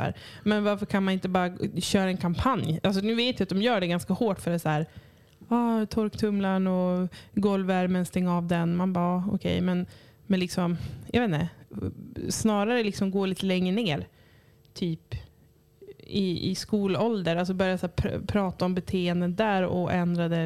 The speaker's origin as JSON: {"language": "Swedish", "country": "Cyprus", "moved": "yes", "lives_now": "Örnsköldsvik, Sweden", "said": "där jag kommer ifrån, på Cypern"}